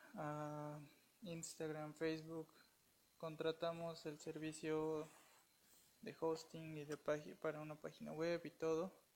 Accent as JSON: {"language": "Spanish", "region": "Puebla", "country": "Mexico", "said": "Soy de Puebla, México."}